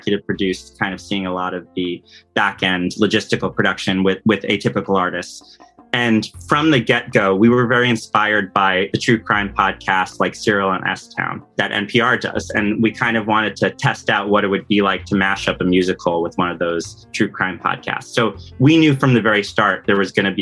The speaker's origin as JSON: {"language": "English", "town": "Rye", "region": "New York", "country": "United States", "tie": "born or raised there", "also_born_or_lived": "Los Angeles, California / Brooklyn, New York", "said": "I am from Rye, New York, though currently living in Brooklyn, New York."}